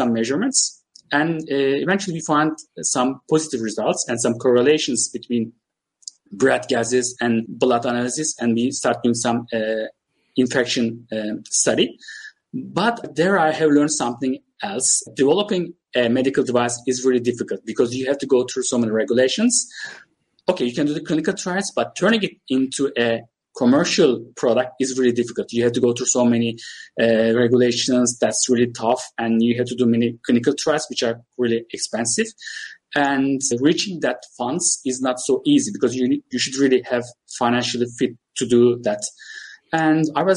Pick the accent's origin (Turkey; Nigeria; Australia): Turkey; also born or lived in United Kingdom; By the way, I'm Turkish. I'm from Turkey